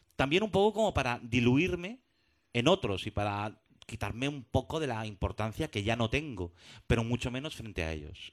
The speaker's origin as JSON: {"language": "Spanish", "town": "Madrid", "region": "Community of Madrid", "country": "Spain", "moved": "as an adult", "lives_now": "Barcelona, Spain", "said": "yo soy madrileño, llevo allí 12 años"}